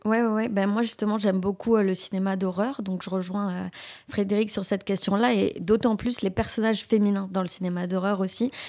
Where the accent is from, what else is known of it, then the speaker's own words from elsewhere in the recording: France; moved away as an adult; now in Quebec, Canada; je suis française, je suis arrivée ici, enfin ça fait 8 ans que je suis au Québec